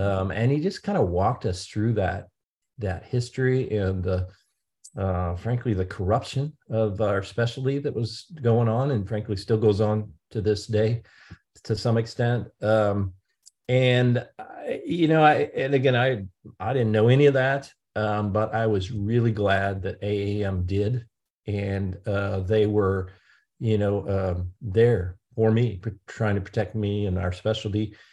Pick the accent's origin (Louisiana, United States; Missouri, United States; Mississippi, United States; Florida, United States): Missouri, United States; St. Louis; also born or lived in Edwardsville, Illinois / Columbia, Missouri; I was born and raised in Saint Louis, Missouri